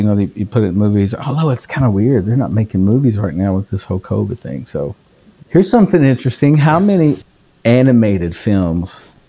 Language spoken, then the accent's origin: English; Woodford County, Kentucky, United States; I grew up in Woodford County